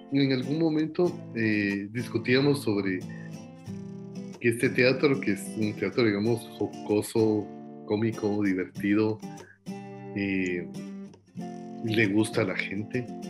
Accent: Guatemala; somos los guatemaltecos

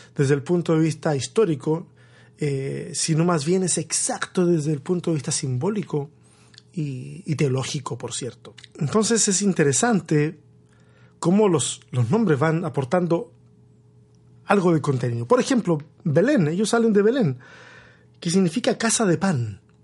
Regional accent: Tomé, Biobío, Chile; now in Austin, United States; mi pueblo, mi pueblo allá, allá en Chile, en la región del Biobío, ese pueblo costero llamado Tomé

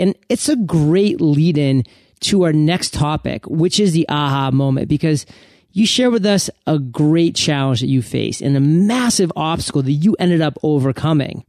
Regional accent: Maine, United States; moved away as an adult; now in San Diego, United States; I'm from Maine, so I resonate uh, with uh, you about those winters. But I recently escaped to sunny San Diego

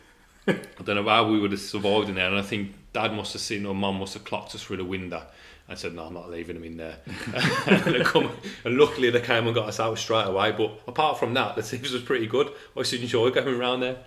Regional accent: England, United Kingdom; we're English

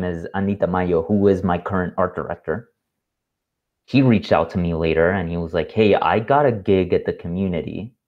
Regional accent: Panama; moved away as an adult; back to Panama, back to my hometown

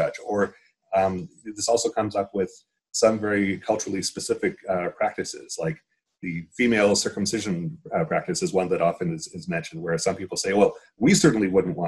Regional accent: Canada; now in New Jersey, United States; I'm a Canadian now living in the States

